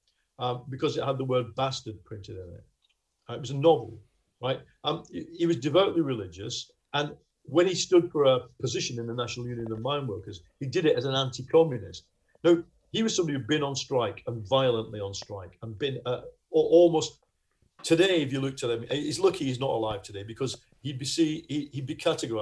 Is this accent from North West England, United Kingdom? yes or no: yes; Lancashire, North West England, United Kingdom; accent: Lancashire; you can hear my accent, we all speak like this. Or, I mean, they speak a lot more broader Lancashire accent than